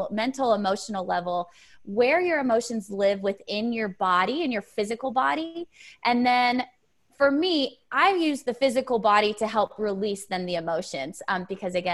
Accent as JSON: {"language": "English", "region": "Connecticut", "country": "United States", "also_born_or_lived": "Auburn, Alabama", "moved": "as an adult", "lives_now": "Nashville, United States", "said": "originally I'm from Connecticut"}